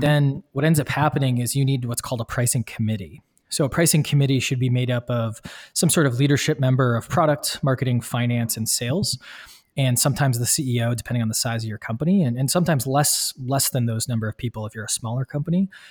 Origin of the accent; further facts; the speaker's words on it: Midwest, United States; moved away; I'm from the Midwest originally